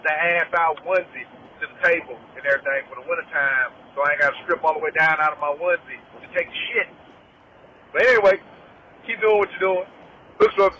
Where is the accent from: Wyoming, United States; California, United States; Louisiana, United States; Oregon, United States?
Louisiana, United States; I'm from Louisiana, y'all from Texas, I got family in Texas